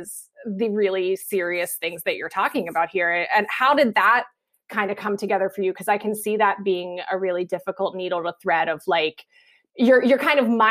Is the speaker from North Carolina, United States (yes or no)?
no; West Virginia, United States; moved away as an adult; also born or lived in New York; I went to NYU, but I'm from West Virginia